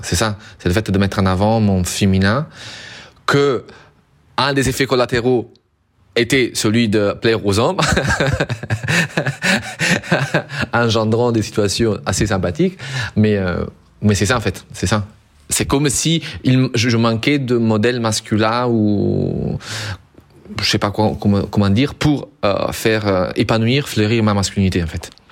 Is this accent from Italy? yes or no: yes; Southern Italy, Italy; moved away as an adult; also born or lived in northern Europe; je viens du sud de l'Italie